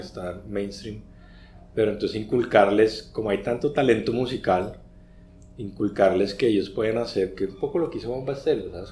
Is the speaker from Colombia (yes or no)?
yes; Colombia; nosotros como colombianos